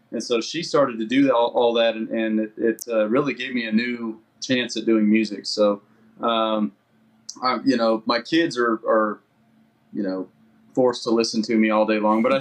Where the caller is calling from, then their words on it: Salt Lake City, Utah, United States; Uh, so we're in Salt Lake City.